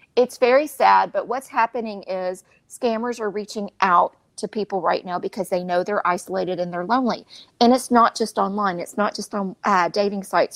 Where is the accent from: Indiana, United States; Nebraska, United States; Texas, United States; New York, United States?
Texas, United States; Beaumont; moved away; I'm from Beaumont and I still have the same uh, phone number from 20 years ago in college, 409